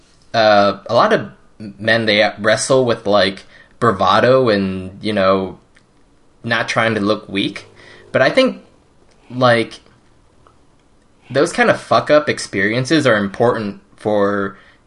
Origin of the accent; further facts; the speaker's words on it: Monterey Park, California, United States; first language Cantonese; English is a second language; I grew up in Monterey Park